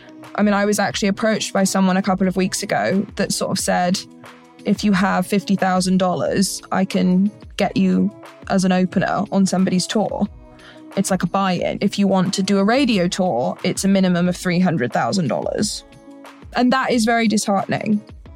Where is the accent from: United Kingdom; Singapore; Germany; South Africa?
United Kingdom; Hereford, West Midlands; moved away as an adult; now in Nashville, United States; I'm originally from Hereford in the United Kingdom, which is an incredibly small town.